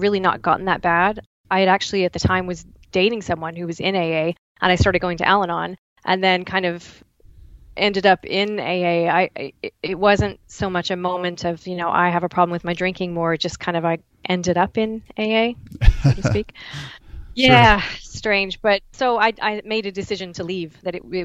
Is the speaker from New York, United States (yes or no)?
no; Dallas, Texas, United States; moved away as an adult; now in Waterloo, Canada; I am originally from Dallas, Texas, but I've been in Canada for the last 19 years